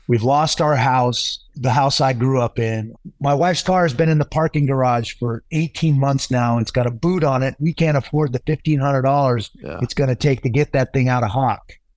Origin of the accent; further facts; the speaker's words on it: Pacific Northwest, Puget Sound, Washington, United States; moved away; also born or lived in Flagstaff; I grew up in the Pacific Northwest, right on the Puget Sound